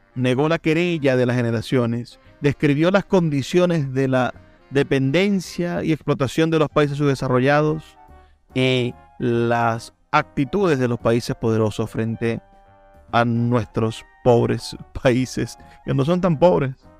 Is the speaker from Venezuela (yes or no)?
yes; Venezuela; nuestro país